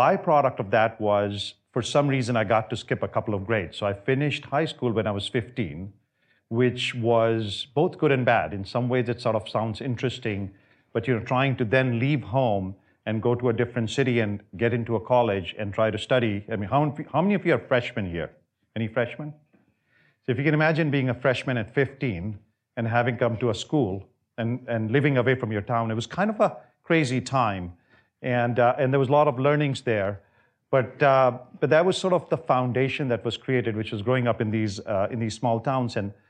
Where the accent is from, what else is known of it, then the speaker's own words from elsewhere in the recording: India; moved away as an adult; also born or lived in multiple cities in India; So I grew up in India. I was there for the first 19 years of my life. I came here in 87 when I was 19 years old. I grew up primarily in multiple different cities.